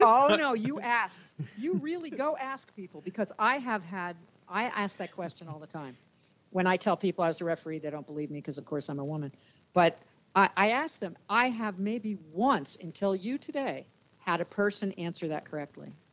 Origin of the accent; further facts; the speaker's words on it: New Jersey, United States; I grew up in New Jersey